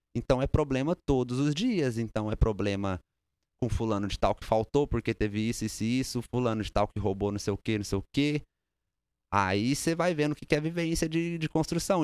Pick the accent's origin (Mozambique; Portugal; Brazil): Brazil; Uberlândia, Minas Gerais; now in United States; Sou de Uberlândia, Minas Gerais.